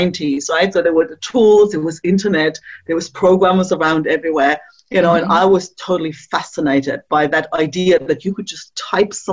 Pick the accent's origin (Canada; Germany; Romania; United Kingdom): Germany; East Germany; moved away; I grew up in East Germany